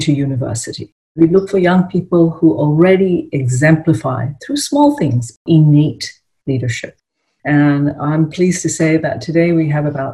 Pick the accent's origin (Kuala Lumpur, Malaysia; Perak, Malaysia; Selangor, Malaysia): Perak, Malaysia; Ipoh; I grew up in a small town called Ipoh in Malaysia